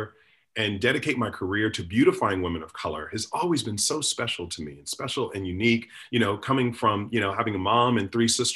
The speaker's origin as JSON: {"language": "English", "town": "Chicago", "region": "Illinois", "country": "United States", "tie": "born or raised there", "also_born_or_lived": "Evanston, Illinois", "said": "Grew up in Chicago on the South Side."}